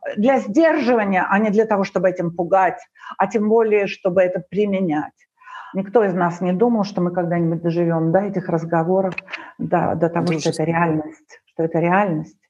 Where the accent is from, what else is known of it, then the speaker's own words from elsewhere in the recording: Moscow, Russia; also born or lived in Ukraine; now in Greece; когда я приехала в Москву, мне было восемь лет